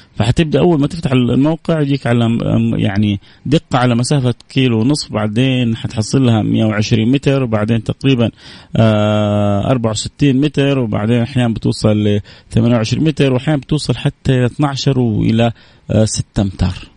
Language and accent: Arabic; Saudi Arabia; عندنا في السعودية